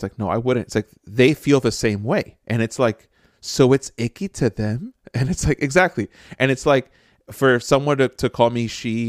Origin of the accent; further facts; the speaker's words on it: Jersey City, New Jersey, United States; So I grew up in Jersey City.